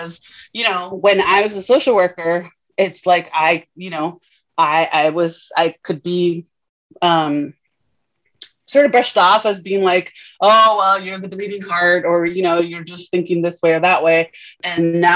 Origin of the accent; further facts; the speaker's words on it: Tijuana, Baja California, Mexico; now in United States; I am Mexican. So I grew up in Tijuana, very proud of being from Tijuana. And of course, then that makes me an immigrant to the US